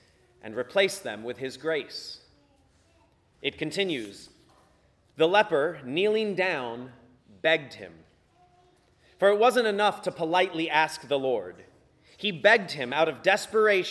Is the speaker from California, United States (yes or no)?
no; Virginia Beach, Virginia, United States; My priest growing up in Virginia Beach, Father Jim Park